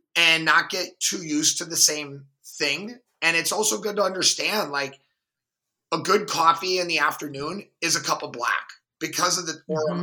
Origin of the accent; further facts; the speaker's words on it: Milwaukee, Wisconsin, United States; I grew up in Milwaukee, a very diverse city.